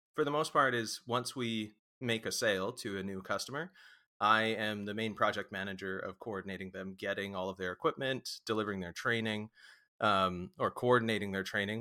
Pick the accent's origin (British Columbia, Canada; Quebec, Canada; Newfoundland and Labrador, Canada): British Columbia, Canada; Vancouver; also born or lived in Oregon; we're, we're from Vancouver, uh, I think I was born even in, uh, Saint Paul's in downtown